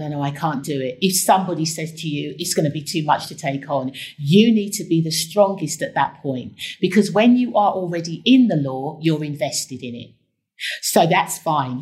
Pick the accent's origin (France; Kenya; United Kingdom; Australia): United Kingdom; London; accent: Cockney; I also brought my Cockney accent, which really made a difference because they had not come across the lawyer with a Cockney accent who was a black woman who was from Tottenham.